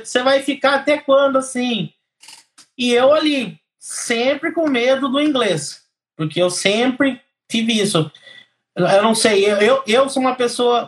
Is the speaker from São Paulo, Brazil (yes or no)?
yes; Piracicaba, São Paulo, Brazil; moved away as an adult; now in Ireland; Eu venho, eu venho lá de Piracicaba, interior de São Paulo.